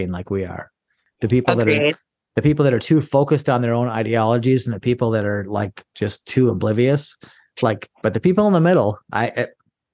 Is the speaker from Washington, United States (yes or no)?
no; Minnesota, United States; a conservative from Minnesota, so I'm a conservative in a blue state.